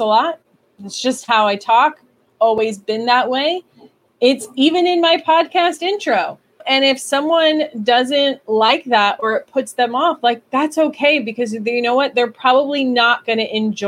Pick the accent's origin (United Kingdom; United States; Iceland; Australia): United States; New York; I'm from New York